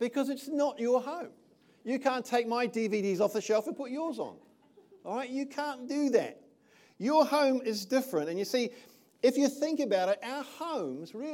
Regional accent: Titahi Bay, Wellington, New Zealand; moved away as an adult; also born or lived in England; I was born over here in Te Tahi Bay many years ago now, many moons. I was raised in this country.

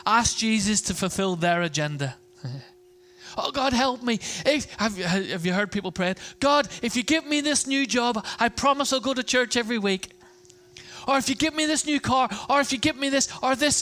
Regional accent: Ireland; I'm Irish

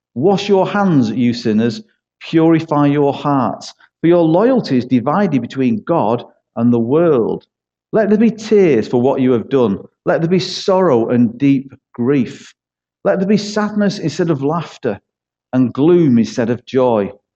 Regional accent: Manchester, North West England, United Kingdom; also born or lived in Poole; now in Yeovil, United Kingdom; you can tell by my accent, I'm not from Somerset. I'm from uh, East Manchester.

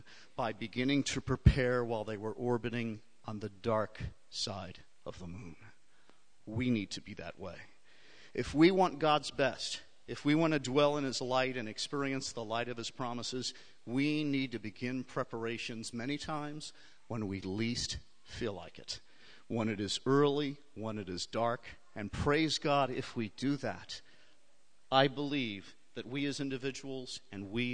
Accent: New York City, New York, United States; now in California, United States; even though we live in California now, I was actually raised in New York. I was raised in New York City and surrounding area.

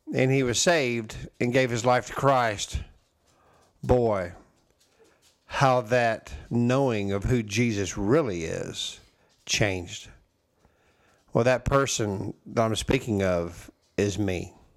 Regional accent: Texas, United States; I say y'all, yeah, I am from Texas

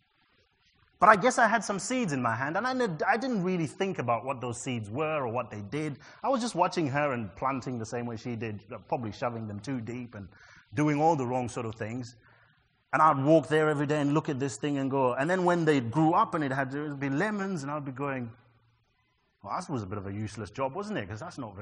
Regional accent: Zimbabwe; growing up in Zimbabwe in a place where I was born in a white area

